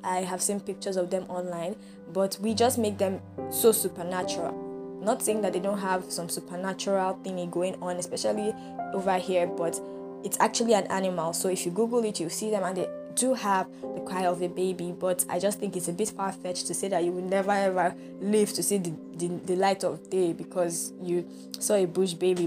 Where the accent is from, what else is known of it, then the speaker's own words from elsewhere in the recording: Nigeria; I appreciate being a Nigerian. I'm glad to be a Nigerian